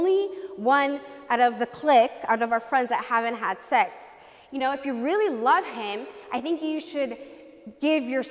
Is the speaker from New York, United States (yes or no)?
no; California, United States; I was born in California, and my parents are from Mexico